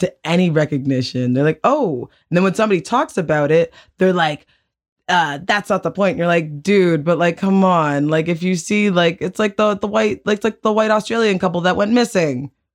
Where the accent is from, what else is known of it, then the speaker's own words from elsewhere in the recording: Canada; we're from Canada